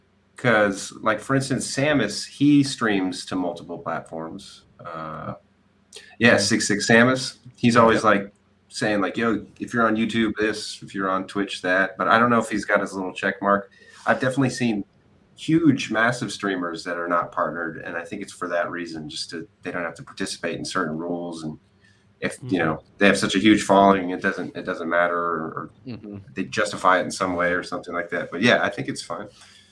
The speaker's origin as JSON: {"language": "English", "town": "Danville", "region": "California", "country": "United States", "tie": "born or raised there", "also_born_or_lived": "Walnut Creek / Pleasanton", "said": "East Bay, Danville area."}